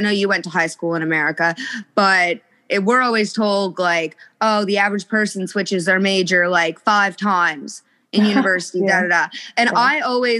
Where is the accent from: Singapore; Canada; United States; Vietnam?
Canada; I'm Canadian. I live in a very small town.